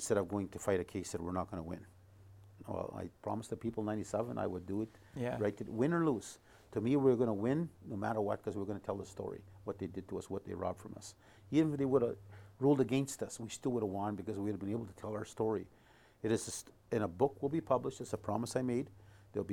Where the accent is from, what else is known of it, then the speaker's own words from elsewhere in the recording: Duck Bay, Manitoba, Canada; moved away; when we grew up in Duck Bay and all these Métis communities, we always knew who we were